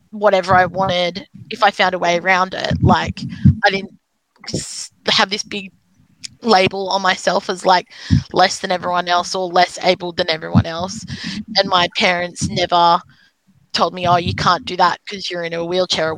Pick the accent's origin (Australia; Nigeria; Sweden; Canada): Australia; South Coast, New South Wales; I grew up on the South Coast where there was no other disabled people anywhere